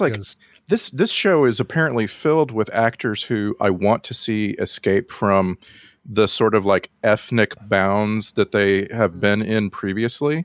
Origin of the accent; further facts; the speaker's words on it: South Texas, United States; growing up in South Texas